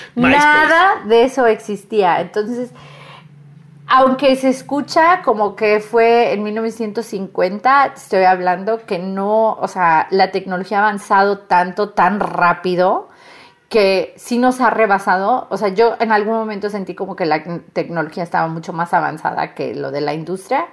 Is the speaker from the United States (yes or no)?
yes; US–Mexico border, United States; accent: norteña; a veces hablas como norteña, pues soy de frontera